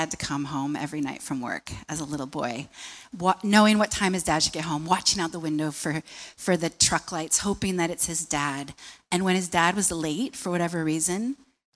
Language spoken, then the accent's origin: English; United States; now in Australia